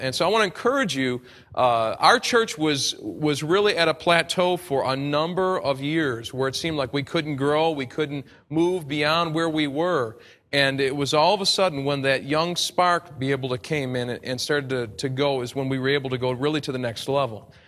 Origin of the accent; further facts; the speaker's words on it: United States; accent: American; my American accent